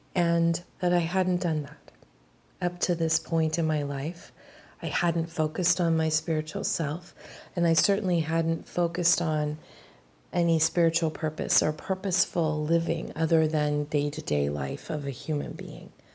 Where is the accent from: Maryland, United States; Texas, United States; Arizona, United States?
Maryland, United States; I'm from Maryland.